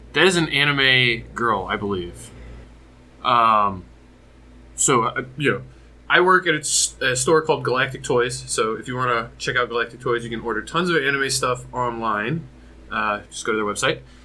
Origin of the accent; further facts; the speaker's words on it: Michigan, United States; I'm from Michigan